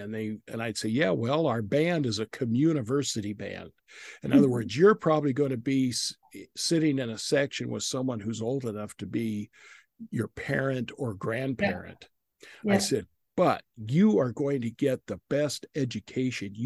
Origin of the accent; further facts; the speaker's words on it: Idaho, United States; I'm originally from Idaho